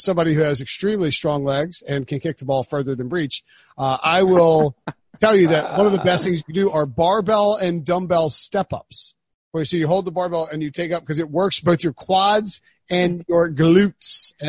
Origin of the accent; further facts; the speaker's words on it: Waterloo, Iowa, United States; he would have played for their minor league team and also my hometown team, the Waterloo Bucks.